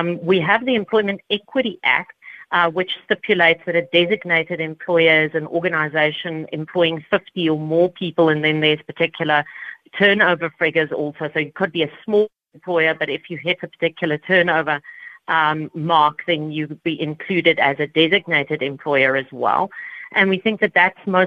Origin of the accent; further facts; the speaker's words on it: South Africa; as South Africans and as South African business operators